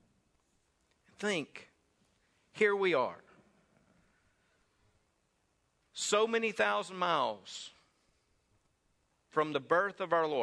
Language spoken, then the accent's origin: English; Saltillo, Mississippi, United States; Around Saltillo, Mississippi.